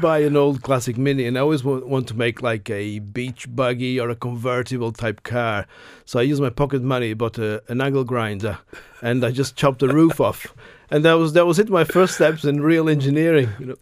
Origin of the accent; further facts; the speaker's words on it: Portugal; moved away as an adult; also born or lived in United Kingdom; now in Ireland; I grew up in Portugal up to my university days